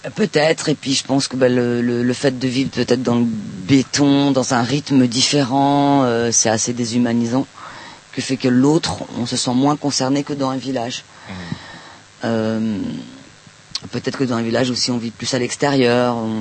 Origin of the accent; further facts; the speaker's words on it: Palestine; now in France; je viens de Palestine